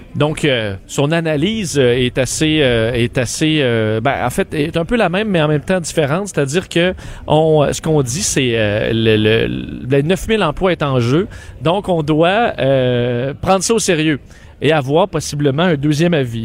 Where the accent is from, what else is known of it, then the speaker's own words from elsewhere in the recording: Quebec City, Quebec, Canada; je suis seul dans mon, euh, dans mon patelin à Québec